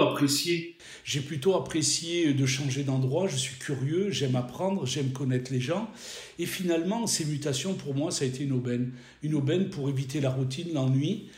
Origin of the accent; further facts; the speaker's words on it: Provence-Alpes-Côte d'Azur, France; moved away as an adult; also born or lived in Nord-Pas-de-Calais-Picardie; j'ai grandi sur la Côte d'Azur où j'ai fait mes études